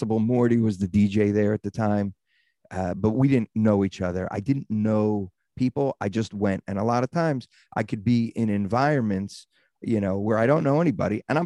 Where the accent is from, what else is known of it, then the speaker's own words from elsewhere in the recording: Baltimore, Maryland, United States; moved away as an adult; also born or lived in Phoenix, Arizona / Los Angeles; growing up in Baltimore